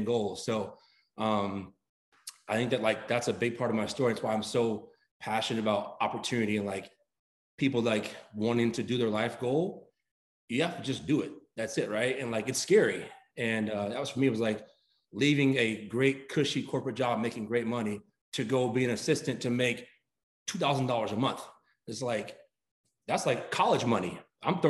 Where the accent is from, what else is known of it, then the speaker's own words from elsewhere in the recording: Fort Worth, Texas, United States; also born or lived in Atlanta, Georgia; I grew up here in DFW, more so Fort Worth, Texas